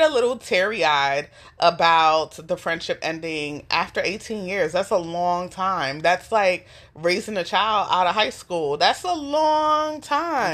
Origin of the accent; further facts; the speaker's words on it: New York City, New York, United States; I grew up in the New York City foster care system